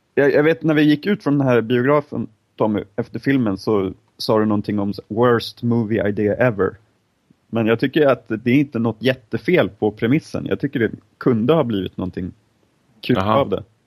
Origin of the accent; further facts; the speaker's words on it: Stockholm, Stockholm County, Sweden; som stolta stockholmare